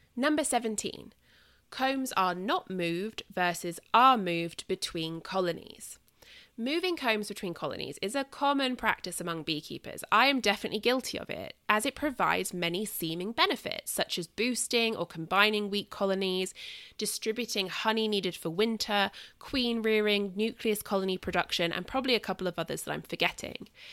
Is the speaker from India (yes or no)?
no; southern England, United Kingdom; accent: southern England; moved away; my accent is southern England